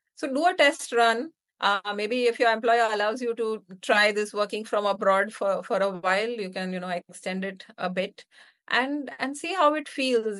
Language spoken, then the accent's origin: English; India; moved away as an adult; also born or lived in United States / Hyderabad, India; now in Singapore; the move back to India from the U S